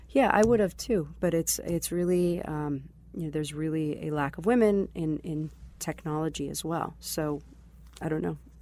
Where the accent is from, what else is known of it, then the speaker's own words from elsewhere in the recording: Boston, Massachusetts, United States; also born or lived in Israel; I grew up in the Boston area, but I'd say it's been, um, probably about ten to twelve years in Israel